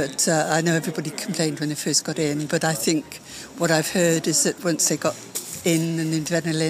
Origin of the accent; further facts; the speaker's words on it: Gloucester, South West England, United Kingdom; I'm from Gloucester in England.